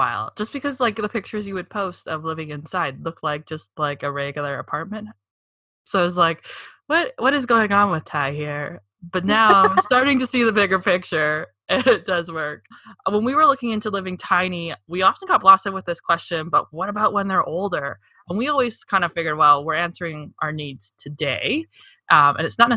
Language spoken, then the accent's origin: English; British Columbia, Canada; I'm from British Columbia